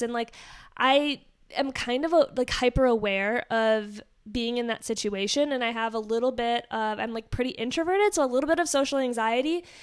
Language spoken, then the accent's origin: English; Wisconsin, United States; I grew up in Wisconsin, so basically now I'm the black sheep of the state.